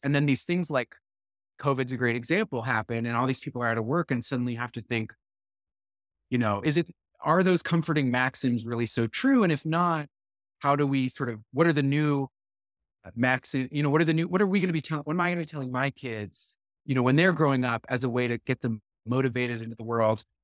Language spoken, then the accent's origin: English; Brookline, Massachusetts, United States; moved away as an adult; my hometown of Brookline, Massachusetts